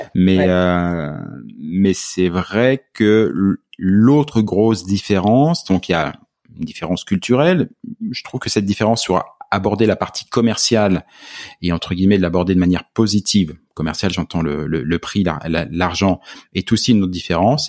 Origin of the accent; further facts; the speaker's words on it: France; moved away as an adult; au moment où je suis parti de France